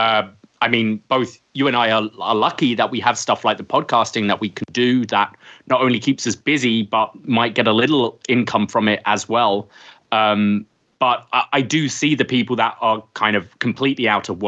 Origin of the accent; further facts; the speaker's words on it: United Kingdom; now in Canada; as you can hear from my accent, I'm from the UK.